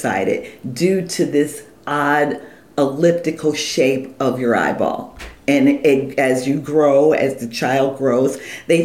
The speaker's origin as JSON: {"language": "English", "town": "Cleveland", "region": "Ohio", "country": "United States", "tie": "born or raised there", "said": "I'm born and bred in Cleveland, Ohio, home of rock and roll"}